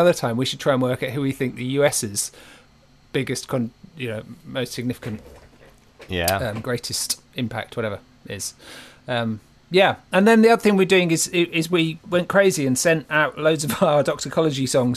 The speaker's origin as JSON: {"language": "English", "town": "Great Yarmouth", "region": "East of England", "country": "United Kingdom", "tie": "born or raised there", "said": "I grew up in Great Yarmouth"}